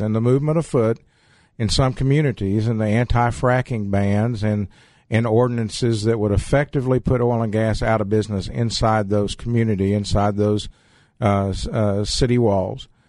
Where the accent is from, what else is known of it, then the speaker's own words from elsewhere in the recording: Abilene, Texas, United States; also born or lived in Fort Stockton, Texas (family) / Trans-Pecos, Texas (family); I grew up in Abilene